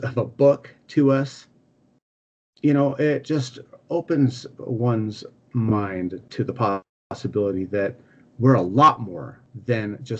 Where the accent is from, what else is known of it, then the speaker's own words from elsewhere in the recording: United States; I'm American